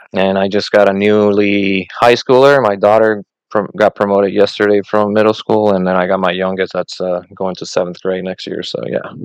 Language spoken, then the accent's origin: English; Puerto Rico; born or raised there; first language Spanish; English is a second language; moved away as an adult; also born or lived in Northern Michigan / California / Southeast Texas; now in Charleston, United States